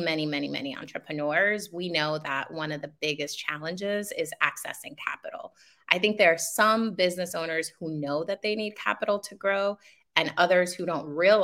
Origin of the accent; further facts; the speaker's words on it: New York City, New York, United States; also born or lived in Dominican Republic; I'm in Queens. I've been in Queens all my life, but I did immigrate from the Dominican Republic when I was 7 years old